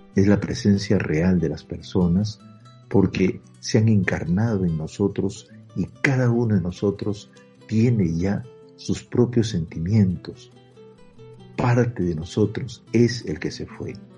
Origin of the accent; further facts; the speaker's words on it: Peru; como peruanos y como peruanos humildes y sencillos